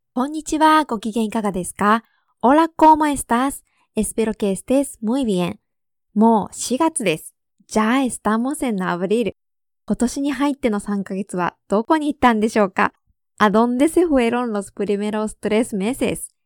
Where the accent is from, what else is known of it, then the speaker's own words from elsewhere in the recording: Japan; 私の地元